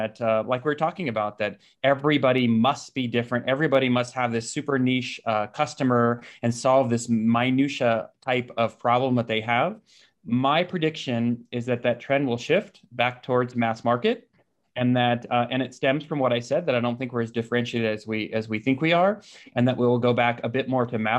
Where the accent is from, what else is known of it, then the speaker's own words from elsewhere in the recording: San Diego, California, United States; now in Boise, United States; I grew up in San Diego